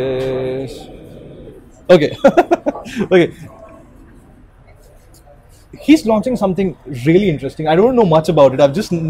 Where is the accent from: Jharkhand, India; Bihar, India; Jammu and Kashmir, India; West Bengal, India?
Jharkhand, India; Jamshedpur; he comes from the same town that I come from. We're both from Jamshedpur.